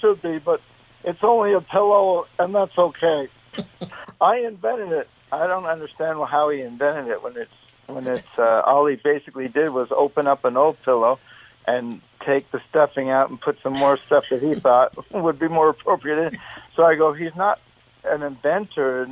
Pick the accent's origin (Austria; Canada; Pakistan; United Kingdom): Canada; in Canada politically we also we're big on American politics as well as Canadian